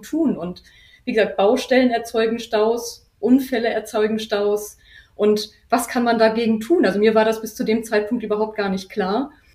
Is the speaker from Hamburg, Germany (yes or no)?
yes; Hamburg, Germany; ich selber bin Hamburgerin